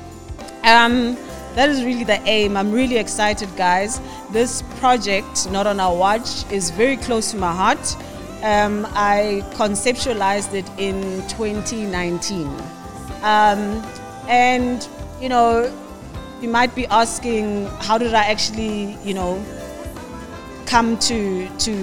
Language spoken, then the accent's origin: English; Soweto, Gauteng, South Africa; Originally, I'm from Soweto, Pimville